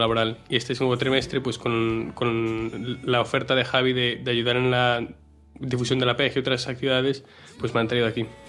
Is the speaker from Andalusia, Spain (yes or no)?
no; Marín, Galicia, Spain; tengo 19 años, soy de Marín